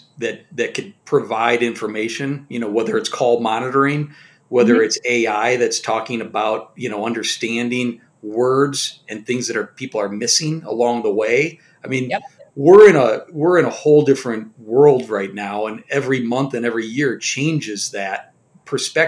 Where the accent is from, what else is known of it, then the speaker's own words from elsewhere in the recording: Colorado, United States; I'm from Colorado